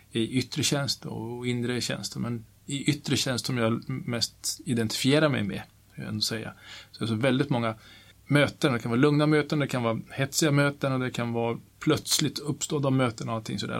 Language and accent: Swedish; Kiruna, Norrbotten County, Sweden; jag är uppvuxen i Kiruna